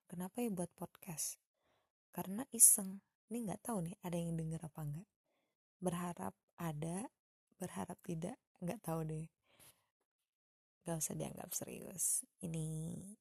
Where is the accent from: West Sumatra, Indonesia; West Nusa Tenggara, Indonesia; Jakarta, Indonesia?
West Sumatra, Indonesia; Padang; now in Bandung, Indonesia; lalu saya orang Padang yang tinggal di Bandung